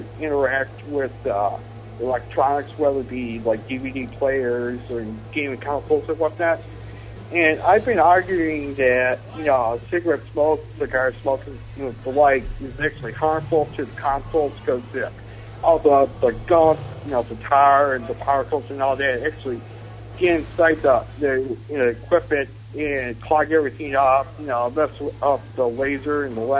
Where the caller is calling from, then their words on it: Buffalo, New York, United States; I'm calling from Buffalo. Yeah, I mean, I'm calling from Buffalo, New York.